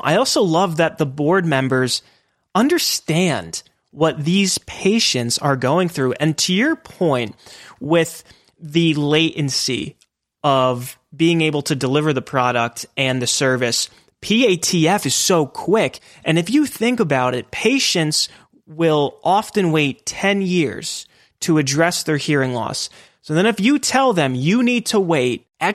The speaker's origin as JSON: {"language": "English", "region": "Pennsylvania", "country": "United States", "tie": "born or raised there", "said": "I grew up in Pennsylvania, originally from Pennsylvania"}